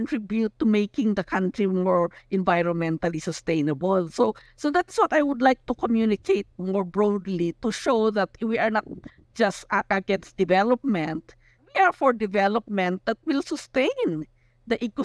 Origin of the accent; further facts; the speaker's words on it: Besao, Cordillera Administrative Region, Philippines; I come from Busao, no, and we are Kankanaoy